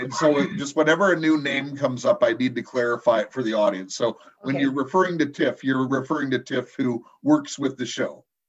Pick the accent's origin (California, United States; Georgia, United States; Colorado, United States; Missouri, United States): California, United States; Compton; I grew up in Compton in the early 70s